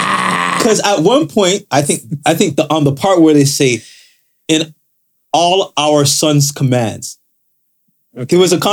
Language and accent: English; Canada; Hockey's Canadian culture. We lent it to the Americans.